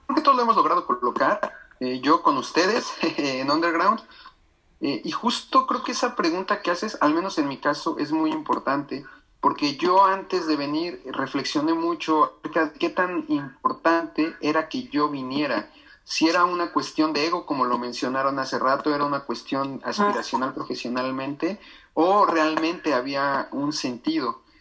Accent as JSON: {"language": "Spanish", "country": "Mexico", "said": "nosotros como mexicanos necesitamos visa"}